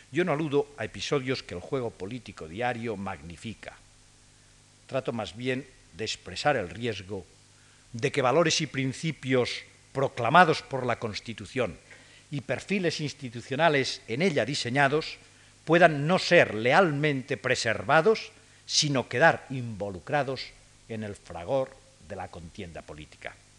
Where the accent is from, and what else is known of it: Spain